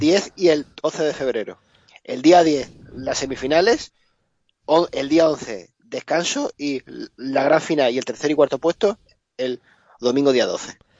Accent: Spain; como español que soy

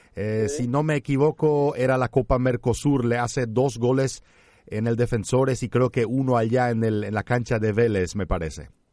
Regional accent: Paraguay; nosotros acá en Paraguay

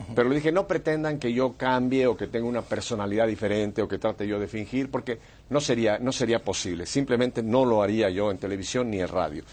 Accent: Mexico City, Mexico; now in United States; Yo soy nacido en Ciudad de México

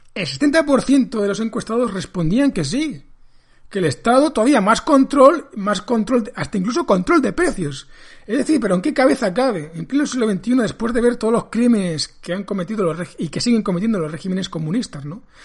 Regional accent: Spain; Lo que está pasando en mi país.

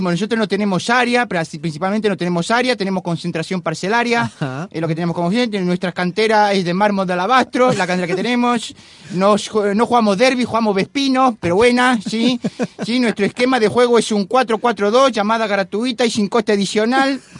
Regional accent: Oviedo, Asturias, Spain; pongo acento argentino, pero yo soy de Oviedo.

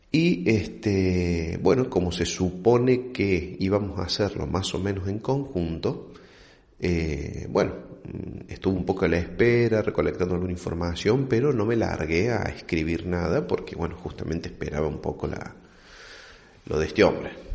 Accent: Argentina; como buen argentino

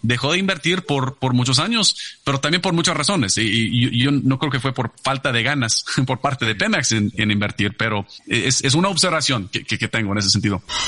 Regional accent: Abilene, Texas, United States; yo nací en un pueblito que se llama Abilene, que está en el medio de Texas

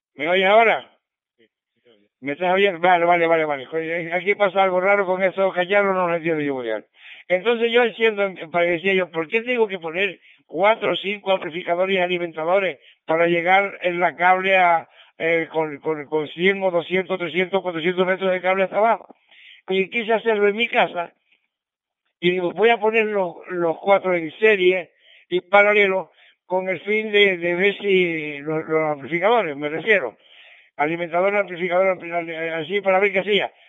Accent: San Sebastián de La Gomera, Canary Islands, Spain; me mandaron para San Sebastián de la Gomera. Así es que me mandaron para mi tierra.

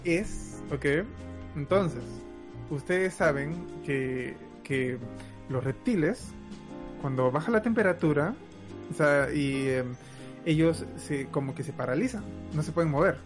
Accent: Peru; now in Canada; yo provengo de Perú, pero hemos inmigrado a Canadá

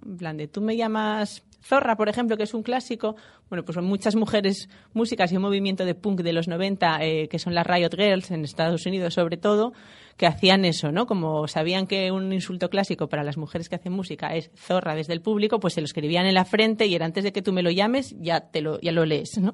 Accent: Gijón, Asturias, Spain; Soy de Gijón

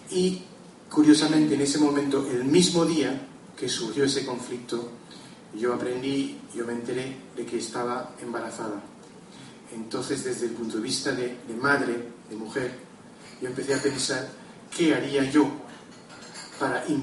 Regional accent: Lebanon; born there; sabéis que yo nací en el Líbano, que es un país que últimamente en los últimos tiempos ha habido muchísimos conflictos y muchas guerras

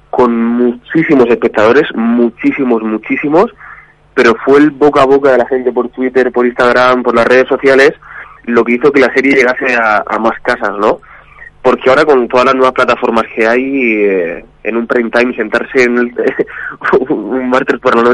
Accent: Region of Murcia, Spain; now in Madrid, Spain; No, soy murciano, soy ah, murciano pero vivo aquí en Madrid.

